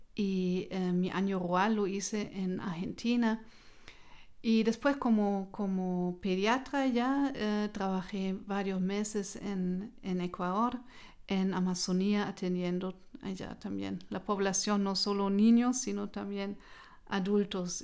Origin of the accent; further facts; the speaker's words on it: Hesse, Germany; Spanish is a second language; moved away as an adult; also born or lived in Marburg / Kassel; now in Nuremberg, Germany; yo nací en otra región, en Alemania, en, eh, el departamento de Hessen